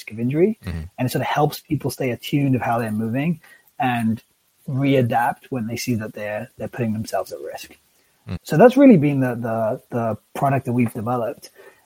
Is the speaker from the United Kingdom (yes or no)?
yes; England, United Kingdom; I grew up in England